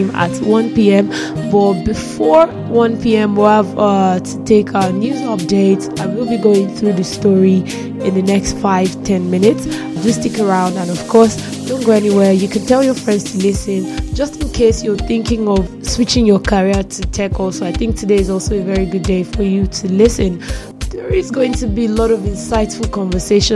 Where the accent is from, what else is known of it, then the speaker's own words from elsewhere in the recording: Nigeria; I am a Nigerian